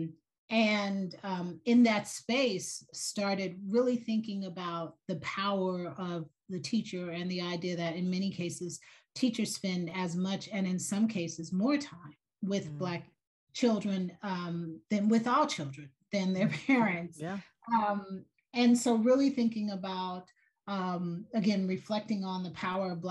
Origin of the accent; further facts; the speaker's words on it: Atlanta, Georgia, United States; I grew up in Atlanta, Georgia